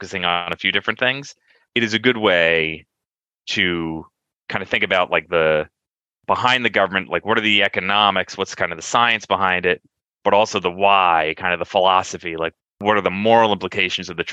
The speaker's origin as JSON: {"language": "English", "town": "Montgomery Township", "region": "New Jersey", "country": "United States", "tie": "born or raised there", "lives_now": "Cranford, United States", "said": "Grew up in New Jersey in Montgomery Township"}